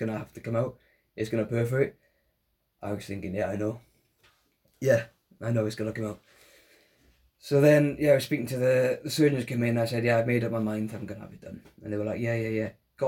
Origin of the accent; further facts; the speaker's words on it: Welsh, Wales, United Kingdom; we're both Welsh